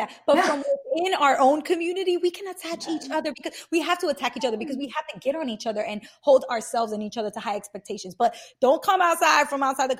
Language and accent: English; New York City, New York, United States; I'm from Brooklyn